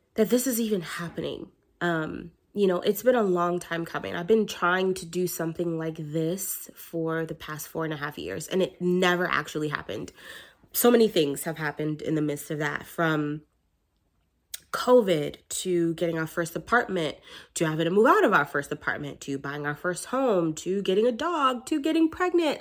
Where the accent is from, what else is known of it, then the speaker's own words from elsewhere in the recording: New York, United States; I'm from New York